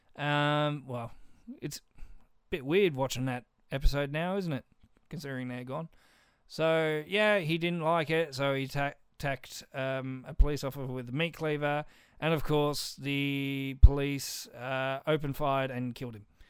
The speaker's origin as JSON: {"language": "English", "country": "Australia", "said": "I'm Australian."}